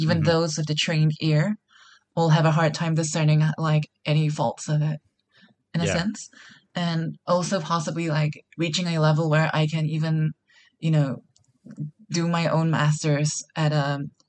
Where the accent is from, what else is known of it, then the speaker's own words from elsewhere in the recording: Singapore; I'm a producer from Singapore.